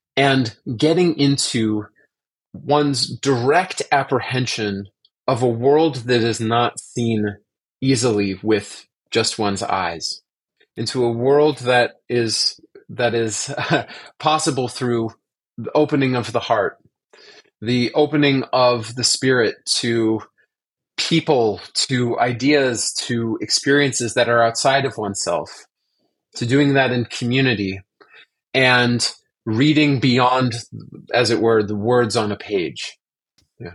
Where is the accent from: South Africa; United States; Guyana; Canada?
United States; Orange County, Southern California; I grew up actually in Southern California in Orange County